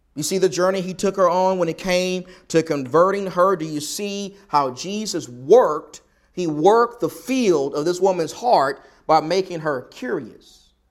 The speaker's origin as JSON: {"language": "English", "region": "the South", "country": "United States", "tie": "born or raised there", "accent": "Southern", "said": "I'm someone who was born and raised in the South"}